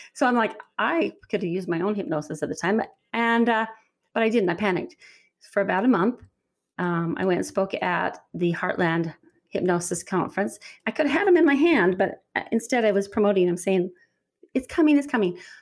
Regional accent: Utah, United States; I'm from Utah

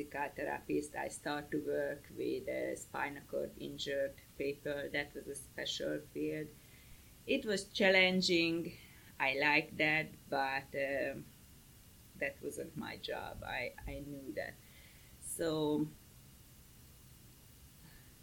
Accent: Hungary; English is a second language; moved away as an adult; now in Greenville County, United States; I'm from Hungary

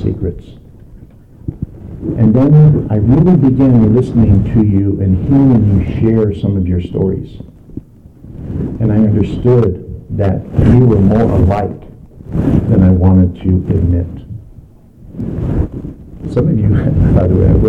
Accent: Los Angeles, California, United States; moved away; also born or lived in Salt Lake City; I grew up in Southern California in downtown Los Angeles

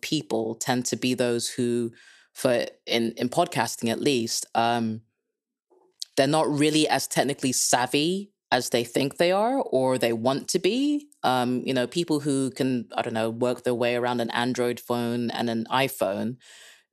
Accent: Kenya; moved away; also born or lived in England; I'm Dutch-Kenyan, so if you can't place my accent, that's a beginning of the reason why. Born and raised in Kenya, lived in England for far too long

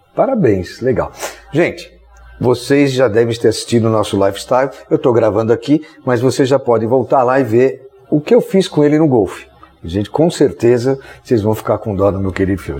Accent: São Paulo, Brazil; eu sou de São Paulo, nossa equipe toda é de São Paulo

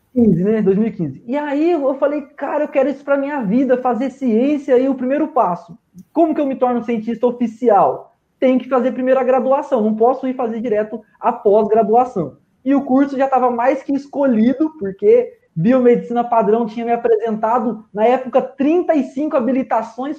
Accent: Londrina, Paraná, Brazil; sou biomédico, sou de Londrina

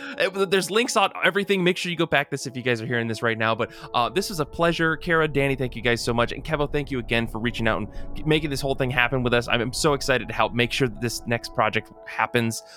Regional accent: Michigan, United States; now in New Jersey, United States; born and raised in Michigan, now I live out in big old New Jersey

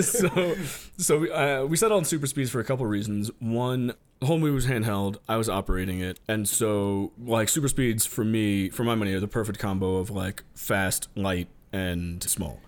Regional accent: New York, United States; I'm born and raised in New York.

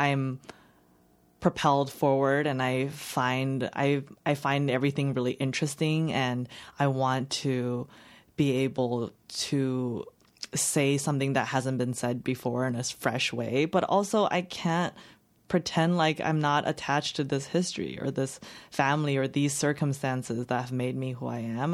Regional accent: Los Angeles County, California, United States; English is a second language; also born or lived in China; I grew up in the suburb in L, L, outside of L A, in L A County

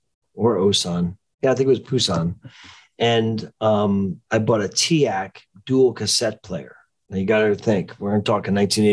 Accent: New Jersey, United States; moved away; also born or lived in Florida; I was never really a Southerner, quote unquote, because I was really born and raised in New Jersey, but I did spend a good number of years there.

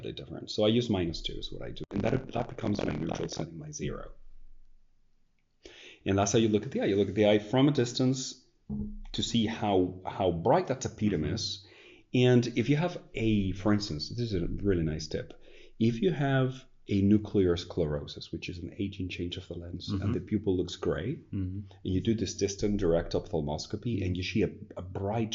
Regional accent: Spain; also born or lived in United States; now in Netherlands; part of my family is American. I'm Spanish born

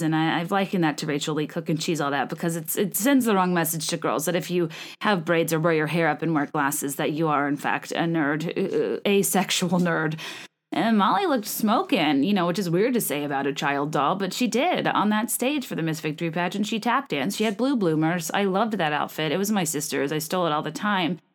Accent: Virginia, United States; I'm from Virginia. We love the colonial era. I spent way too much time in Colonial Williamsburg as a child

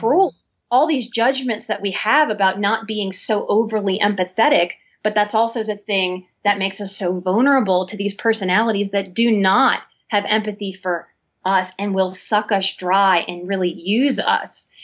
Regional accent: New Orleans, Louisiana, United States; I'm born and raised in New Orleans, I'm a Southern woman too

